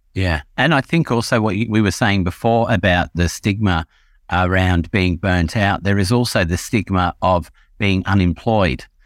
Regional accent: England, United Kingdom; when I was a kid growing up in England about, let's say, between the age of five and ten

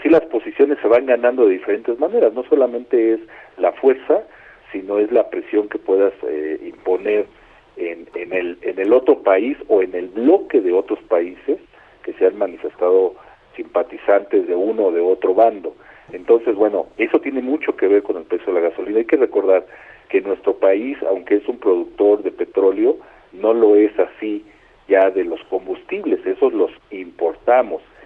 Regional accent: Mexico; Como muchos mexicanos

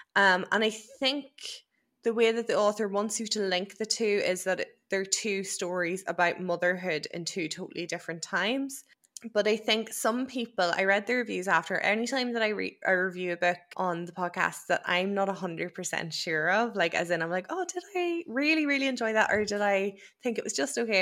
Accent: Ireland; as an Irish person

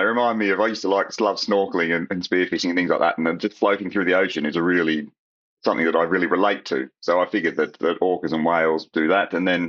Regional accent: Australia; Not quite the same as Australian home.

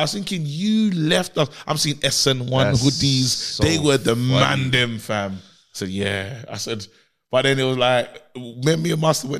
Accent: London, United Kingdom; I'm from Brixton, innit?

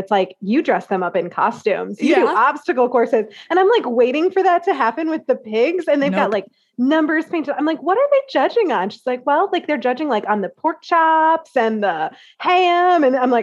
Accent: central Iowa, United States; I am from a teeny tiny small town in central Iowa

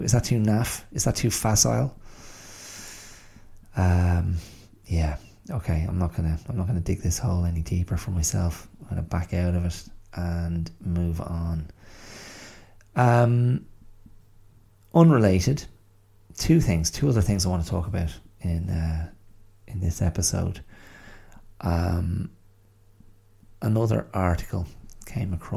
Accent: Ireland; moved away as an adult; also born or lived in England; growing up in Ireland in the, you know, the mid 20th century up to the kind of 90s

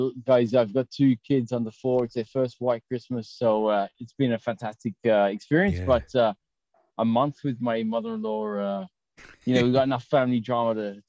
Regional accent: Australia; accent: Australian; moved away as an adult; now in London, United Kingdom; I came to the UK 10 years ago. I worked for the British government. I'm originally Australian.

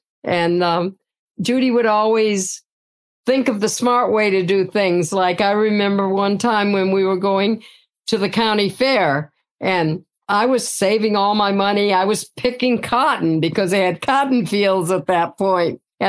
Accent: Georgia, United States; also born or lived in Ohio / Marietta, Georgia / Conyers, Georgia; I was born in Ohio. That's right. Yes. And I lived there for the first 6 years of my life. When I was seven, we moved to Georgia. And we lived in Marietta, Georgia for about 5 years. And then we moved to Conyers, Georgia and lived on a farm.

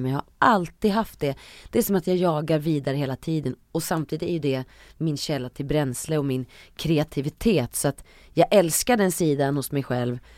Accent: Uppsala, Uppsala County, Sweden; Jag är ändå från Uppsala, det är ja. Sveriges fjärde största ja. stad

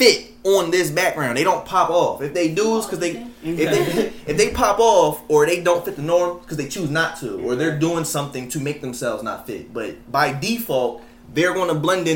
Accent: United States; I'm born in America, but I'm from Africa

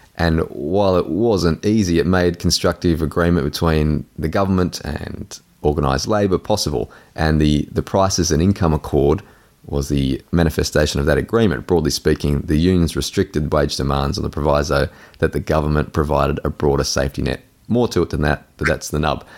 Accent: Australia; as an Australian

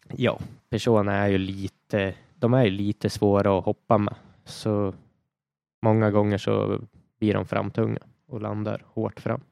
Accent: Sweden; här i Sverige

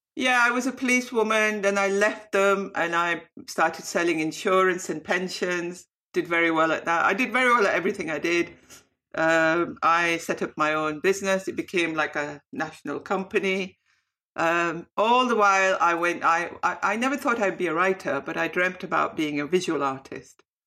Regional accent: Bradford, Yorkshire and the Humber, United Kingdom; also born or lived in Saudi Arabia; as a South Asian growing up in Bradford

